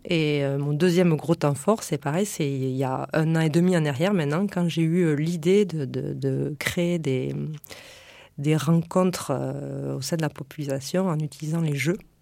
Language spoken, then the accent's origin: French; Lot, Occitania, France; also born or lived in Paris region; now in Toulouse area, France; je viens de la campagne. Euh, je viens du Lot